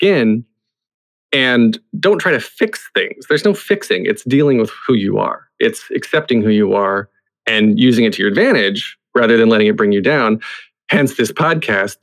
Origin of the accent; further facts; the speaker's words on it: the South, United States; I grew up in the South where religion came into a part of it